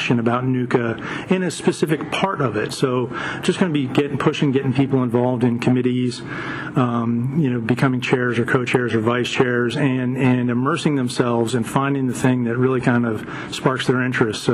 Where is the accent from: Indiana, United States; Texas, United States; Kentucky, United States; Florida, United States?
Florida, United States; I'm from Florida